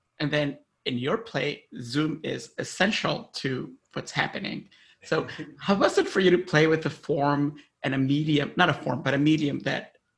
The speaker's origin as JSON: {"language": "English", "country": "Honduras", "tie": "born or raised there", "said": "In Honduras."}